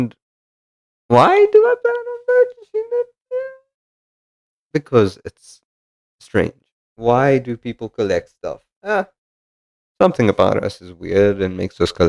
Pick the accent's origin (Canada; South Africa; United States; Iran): South Africa; moved away as an adult; now in United Kingdom; I'm South African and I moved to the United Kingdom.